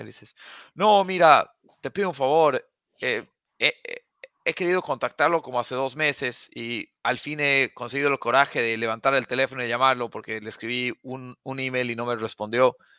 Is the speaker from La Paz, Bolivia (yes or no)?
yes; La Paz, Bolivia; now in United States; Yo nací, crecí en La Paz, Bolivia